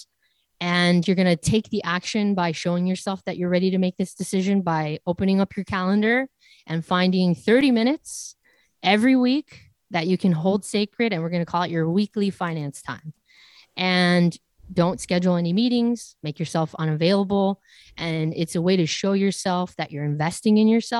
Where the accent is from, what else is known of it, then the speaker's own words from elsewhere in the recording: 20 miles south of Los Angeles, Southern California, United States; growing up in Southern California, 20 miles south of a major city, Los Angeles